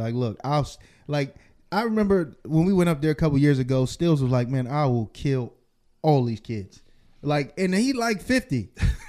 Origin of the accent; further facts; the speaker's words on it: New Jersey, United States; moved away; I'm from Jersey.